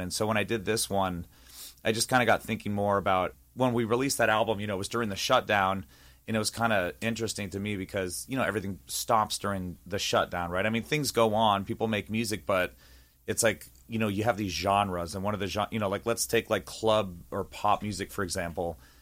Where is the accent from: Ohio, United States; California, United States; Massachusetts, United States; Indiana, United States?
California, United States; East Bay, San Francisco Bay Area; moved away; also born or lived in Walnut Creek, California; I'm from the Bay Area, so I was born in Walnut Creek, so I grew up in the E-, East Bay, in NorCal